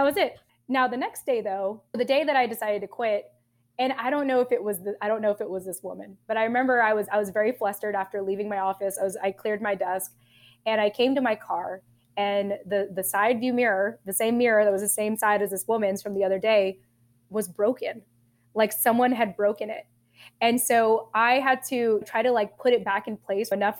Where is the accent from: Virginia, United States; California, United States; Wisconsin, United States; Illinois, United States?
California, United States; Southern; also born or lived in Japan; I was raised in SoCal or Southern California